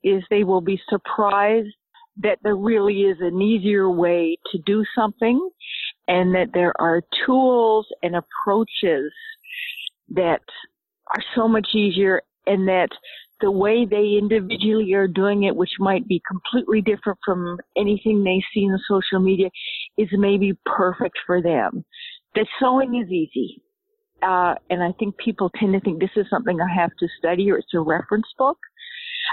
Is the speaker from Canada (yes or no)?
yes; Canada; also born or lived in Nova Scotia; I'm Canadian. I live in Nova Scotia